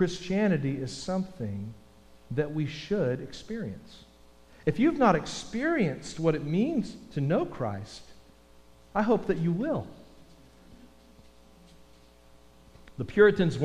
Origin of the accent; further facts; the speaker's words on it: Texas, United States; I'm from Texas.